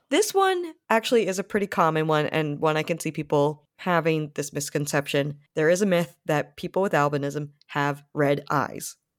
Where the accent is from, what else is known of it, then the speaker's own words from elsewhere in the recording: Rhode Island, United States; I grew up in Rhode Island, which is a very beach kind of place